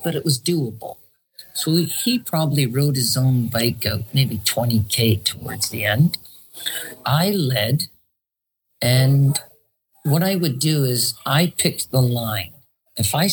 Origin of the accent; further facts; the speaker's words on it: Canada; as a Canadian